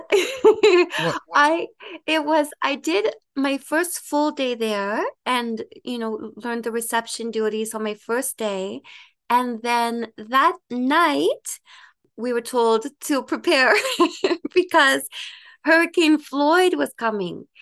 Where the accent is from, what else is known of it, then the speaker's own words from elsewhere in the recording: Ottawa, Ontario, Canada; also born or lived in Dominican Republic / United Kingdom; I am from Ottawa